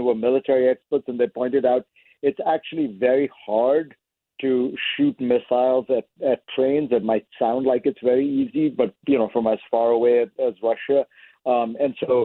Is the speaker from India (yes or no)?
yes; India; moved away; I grew up in India